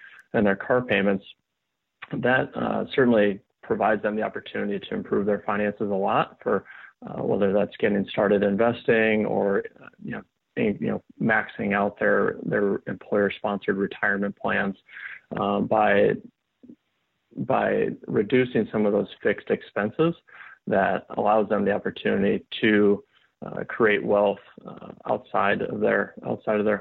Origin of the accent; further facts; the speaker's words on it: Sioux Falls, South Dakota, United States; moved away as an adult; also born or lived in Iowa; now in Nashville, United States; I'm originally from South Dakota, Sioux Falls, South Dakota, born and raised, and then moved to Nashville, Tennessee here in 2015